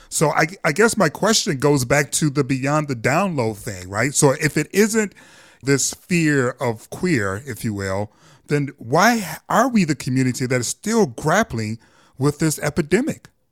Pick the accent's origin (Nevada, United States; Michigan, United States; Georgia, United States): Michigan, United States; Detroit; we're both from Detroit. I'm from the East Side, Mack and Van Dyke